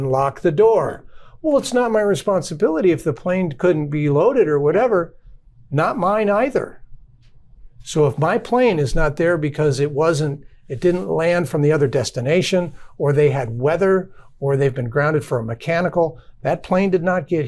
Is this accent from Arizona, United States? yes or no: yes; Southern Arizona, United States; now in Dallas, United States; I grew up in Southern Arizona